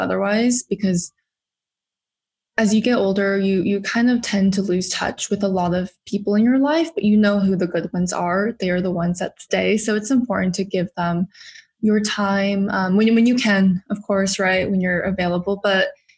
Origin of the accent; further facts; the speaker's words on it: Huntington Beach, California, United States; moved away as an adult; now in New York, United States; I actually was born and raised in California.